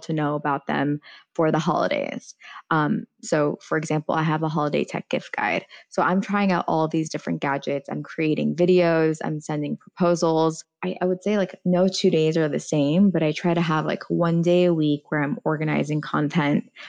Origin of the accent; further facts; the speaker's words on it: United States; first language Farsi; English is a second language; I'm not just American, but I'm Iranian American